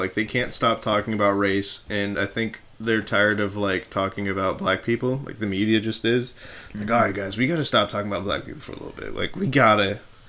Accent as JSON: {"language": "English", "region": "New York", "country": "United States", "said": "I'm from New York. So up in New York... Hey, man, you gotta keep your own up in New York."}